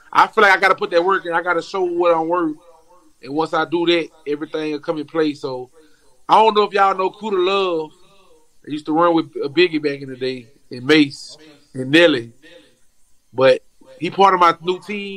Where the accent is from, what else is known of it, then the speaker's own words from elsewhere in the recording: Baton Rouge, Louisiana, United States; I'm from Baton Rouge, so we like an hour away.